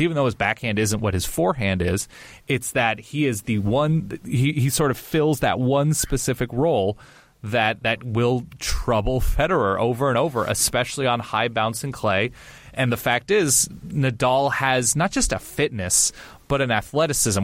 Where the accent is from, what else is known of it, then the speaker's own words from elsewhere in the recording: California, United States; I grew up on the West Coast. I grew up in California.